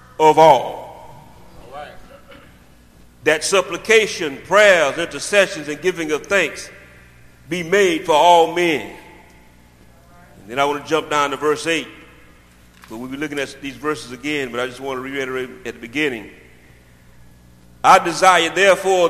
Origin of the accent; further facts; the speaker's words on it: United States; growing up in Thomas County